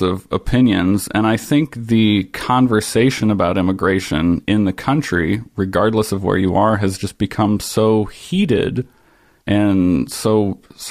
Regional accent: Ohio, United States; I grew up in Ohio, and my extended family is Mennonite

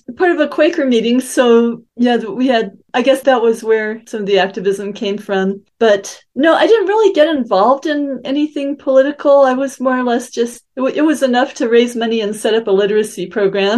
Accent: Denver, Colorado, United States; also born or lived in Venezuela; now in Utah, United States; I grew up mostly in Denver, the Denver area

